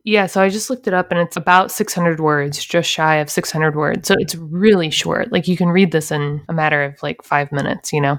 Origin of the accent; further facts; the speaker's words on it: Ohio, United States; now in Florida, United States; I'm from Ohio